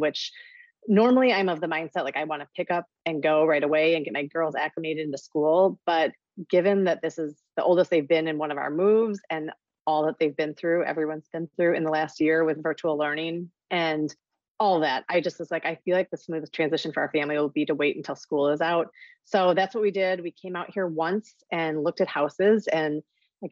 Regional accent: St. Paul, Minnesota, United States; moved away; also born or lived in Kalamazoo, Michigan; I am originally from St. Paul, Minnesota

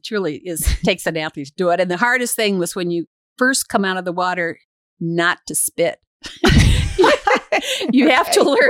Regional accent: Ocala, Florida, United States; born there; also born or lived in Akron, Ohio; Well, I was born in Ocala, Florida. I'm a true Floridian. There are not many of them around. And then my dad worked for Goodyear Tire and Rubber Company. So we were transferred all over the country, Akron, Ohio

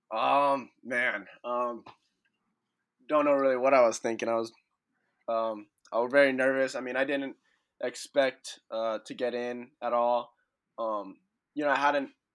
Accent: Santa Clarita, California, United States; I'm from Santa Clarita, so there's a ton of people from Santa Clarita that actually go to Sierra Canyon

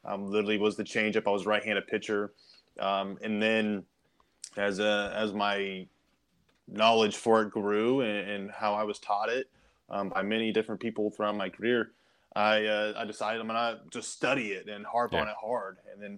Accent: Kansas City, Kansas, United States; so originally from Kansas City area, I grew up on the Kansas side.

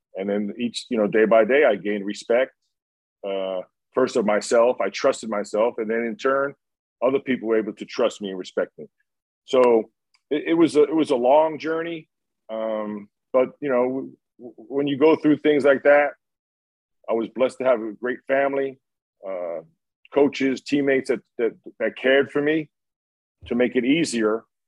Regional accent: New York, United States; growing up in New York

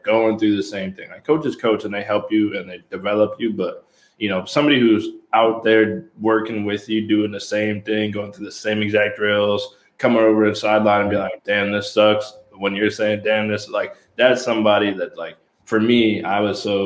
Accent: Milford, Connecticut, United States; also born or lived in Massachusetts; I'm from Milan, Connecticut

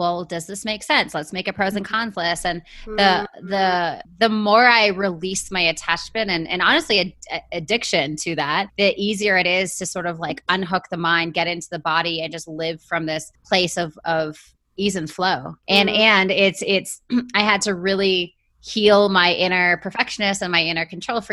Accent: Vancouver, British Columbia, Canada; moved away as an adult; now in San Diego, United States; I'm originally from Vancouver, Canada. So I'm born and raised in Canada

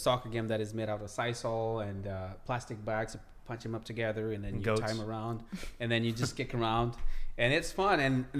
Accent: Kenya; now in United States; I grew up in Kenya. I came to the U.S. 2010, I believe.

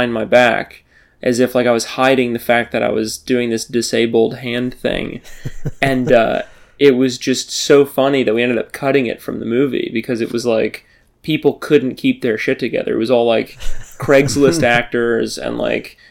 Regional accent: New Orleans, Louisiana, United States; I'm from New Orleans

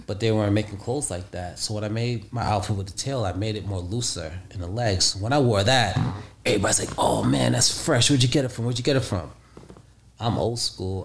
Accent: New York City, New York, United States; also born or lived in Costa Rica; I'm from the streets of Brooklyn, New York

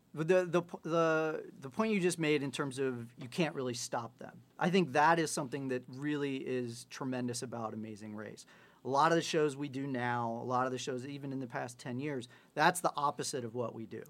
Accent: Ohio, United States; I'm from Ohio

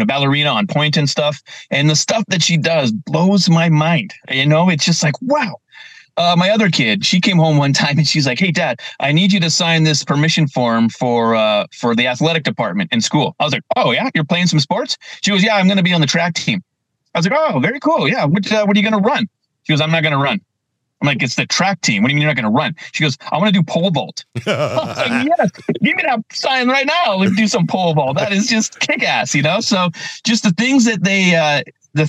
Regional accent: Burlington, Ontario, Canada; I grew up just outside Toronto, right? In Burlington, Ontario

